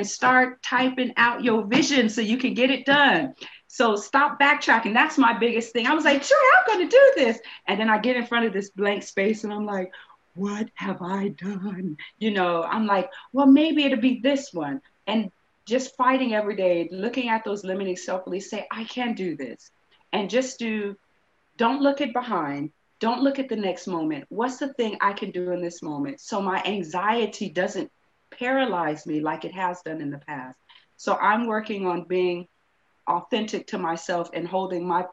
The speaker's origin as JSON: {"language": "English", "region": "California", "country": "United States", "moved": "as an adult", "lives_now": "United Kingdom", "said": "I'm from California"}